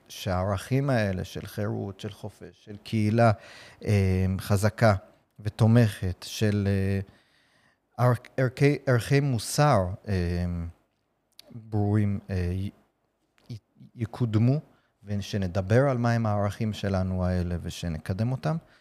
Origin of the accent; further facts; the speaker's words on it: New York City, New York, United States; Hebrew is a second language; now in Israel; אני גדלתי בארצות הברית, אתם בטח שומעים במבטא שלי